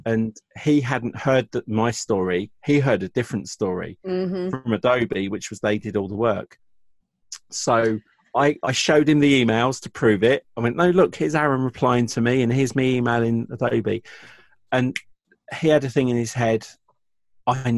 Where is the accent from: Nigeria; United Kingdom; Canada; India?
United Kingdom; England; I'm from England.